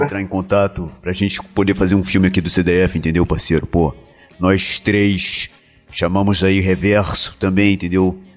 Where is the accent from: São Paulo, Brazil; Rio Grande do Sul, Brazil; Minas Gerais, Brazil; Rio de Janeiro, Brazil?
Minas Gerais, Brazil; sou mineiro